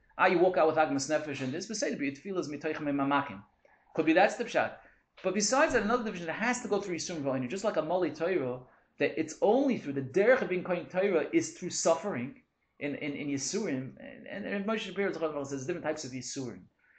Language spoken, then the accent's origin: English; Toronto, Ontario, Canada; from Toronto.